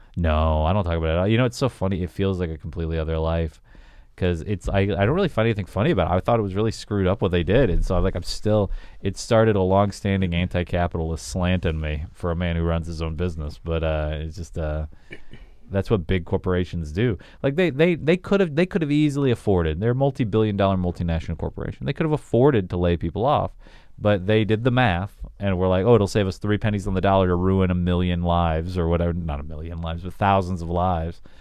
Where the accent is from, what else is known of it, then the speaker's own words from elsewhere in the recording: Augusta, Georgia, United States; moved away as an adult; also born or lived in Wichita, Kansas; I moved from Augusta, Georgia to Wichita, Kansas, Wichita was, like, four times more populated than where I grew up